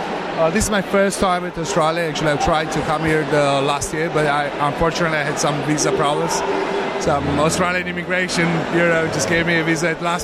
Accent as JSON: {"language": "English", "country": "Georgia", "tie": "born or raised there", "said": "Well, I come from Georgia, actually. I was born in Georgia."}